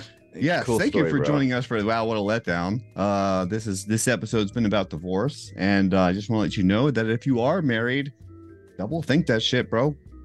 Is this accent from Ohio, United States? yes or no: no; Maryland, United States; We're from Maryland